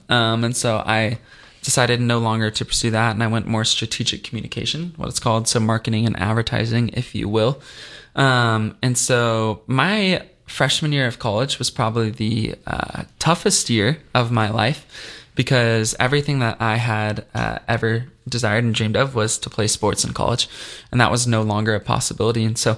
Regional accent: Dallas, Texas, United States; I'm from Dallas, Texas, originally, and then I went to school at the University of Missouri, where I studied journalism.

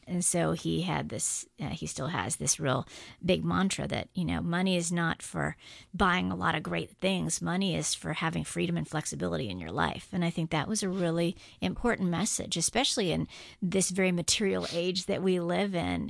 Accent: Guam; moved away as an adult; I grew up on Guam, age two to seventeen

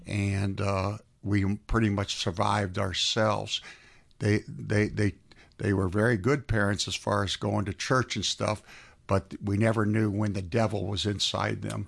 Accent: South Florida, United States; now in Atlanta, United States; I was raised in South Florida

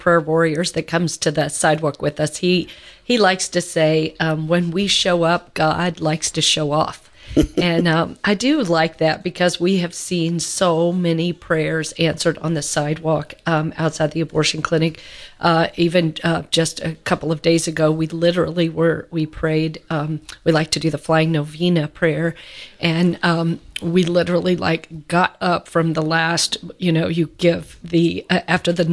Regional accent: Louisville, Kentucky, United States; that's where I'm from, my hometown.

